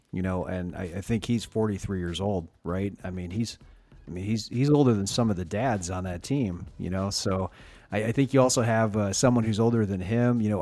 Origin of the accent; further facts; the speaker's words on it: St. Louis, Missouri, United States; I'm from St. Louis, too